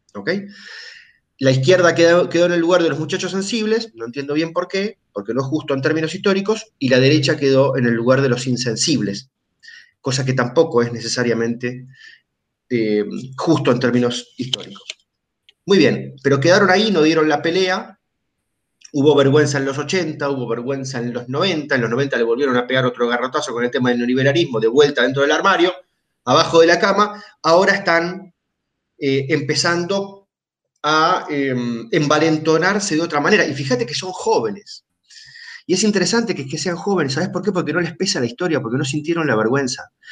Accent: Argentina

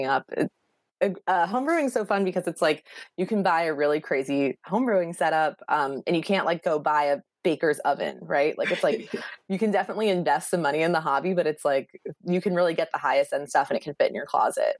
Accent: Pennsylvania, United States; moved away as an adult; now in New York City, United States; I grew up in Pennsylvania

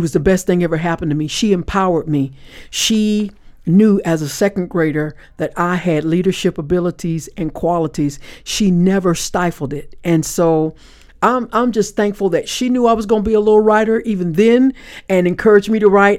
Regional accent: Panama City, Florida, United States; I was born in Panama City, Florida

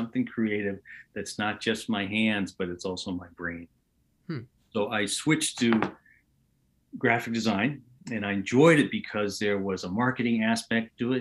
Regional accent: Portland, Oregon, United States; moved away as an adult; also born or lived in Los Angeles; my entire life growing up in Portland, Oregon

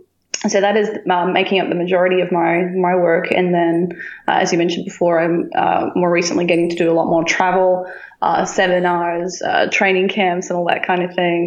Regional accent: Tasmania, Australia; moved away; my hometown in Tassie

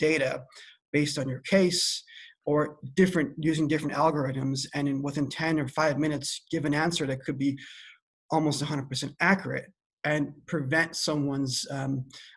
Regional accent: Iran; also born or lived in East Coast, United States / Midwest, United States; now in California, United States; My background is Iranian. I was born in Iran

